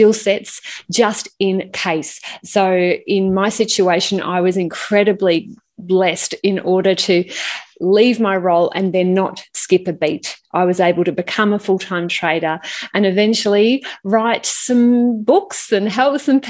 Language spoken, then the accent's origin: English; Melbourne, Victoria, Australia; I grew up in Melbourne and definitely a Melbourne girl.